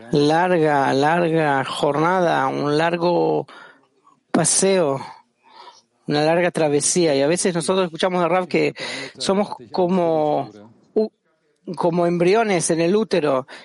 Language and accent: Spanish; Germany; Yo crecí en Alemania